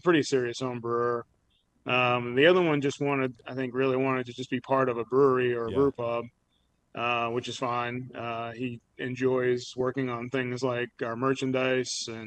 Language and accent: English; Massachusetts, United States; moved away as an adult; now in Roanoke, United States; I was born here in Roanoke, but lived most of my life up in Massachusetts